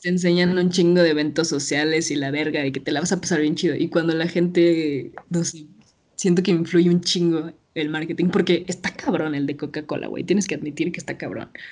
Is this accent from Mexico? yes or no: yes; Mexico; como morra mexicana